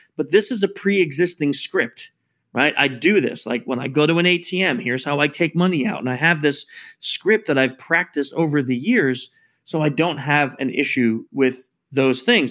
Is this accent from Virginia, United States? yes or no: no; New York, United States; I'm actually born in New York, so we're both from New York